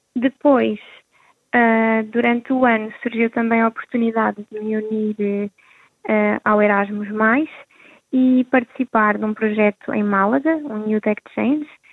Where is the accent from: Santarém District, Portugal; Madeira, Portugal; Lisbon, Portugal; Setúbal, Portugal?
Santarém District, Portugal; Rio Maior; estou a organizar um ATL uh, eh, para os jovens da da minha aldeia